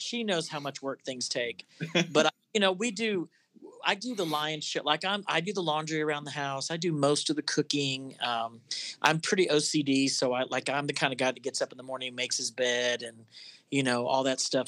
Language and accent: English; Florida, United States; I grew up in Florida